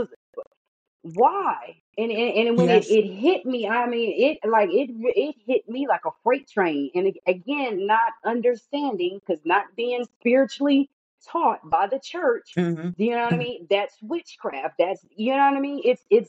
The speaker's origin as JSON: {"language": "English", "region": "the South", "country": "United States", "tie": "born or raised there", "said": "So it was a constant struggle, especially with me growing up in the South."}